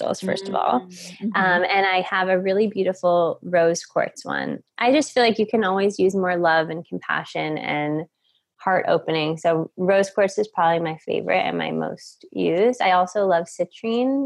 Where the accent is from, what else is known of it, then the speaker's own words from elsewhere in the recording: New York, United States; moved away as an adult; also born or lived in Boulder, Colorado; I'm originally from New York